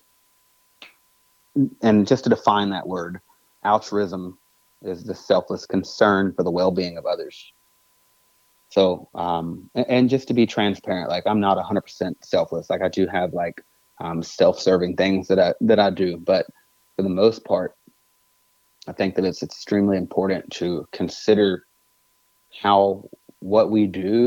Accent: United States; I'm American

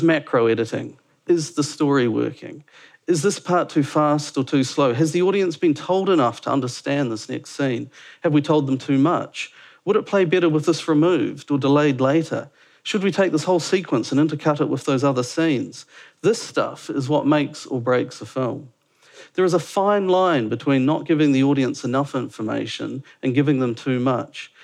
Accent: Dunedin, Otago, New Zealand; moved away as an adult; also born or lived in Auckland / London; now in Wellington, New Zealand; Originally, I was from Dunedin

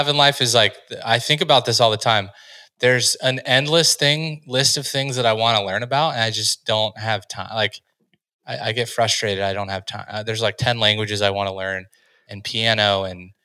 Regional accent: United States; growing up in the United States

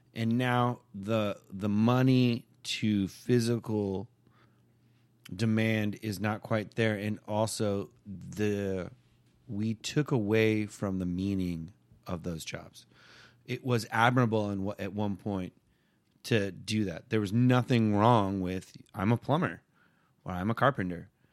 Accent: Simi Valley, California, United States; where I grew up in Simi Valley, California

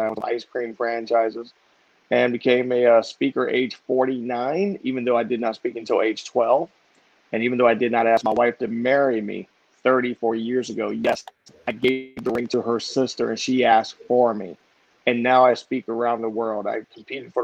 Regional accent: Columbus, Ohio, United States; I'm from Columbus, Ohio. One of 15 children. Came from a not so good home

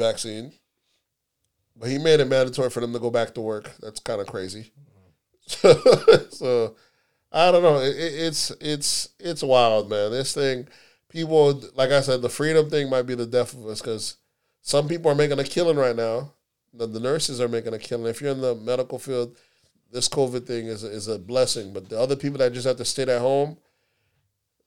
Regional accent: the South, United States; We're from the South

